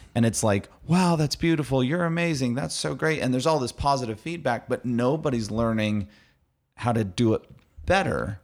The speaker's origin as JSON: {"language": "English", "region": "Arizona", "country": "United States", "said": "I'm from Arizona"}